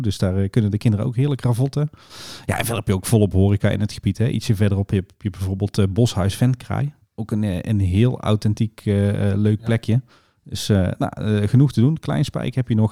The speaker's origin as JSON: {"language": "Dutch", "region": "North Brabant", "country": "Netherlands", "said": "bij ons in Brabant"}